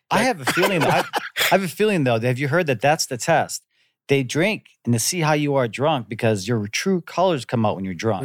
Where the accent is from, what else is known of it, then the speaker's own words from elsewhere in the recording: Antigo, Wisconsin, United States; moved away as an adult; also born or lived in Green Bay, Wisconsin; now in Korea; we moved from Green Bay, which was, you know, what, a hundred and fifty, two hundred thousand people, and I moved to Anigo, Wisconsin